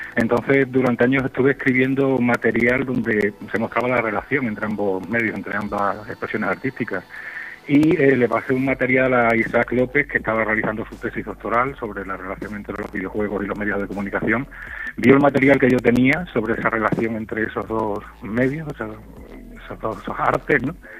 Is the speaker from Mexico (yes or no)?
no; Extremadura, Spain; moved away as an adult; now in Seville, Spain; yo me he llevado 25 años en Extremadura